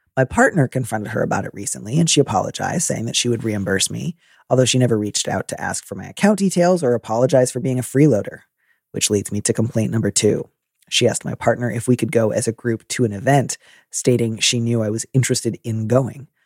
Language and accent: English; Midwest, United States; I'm from the Midwest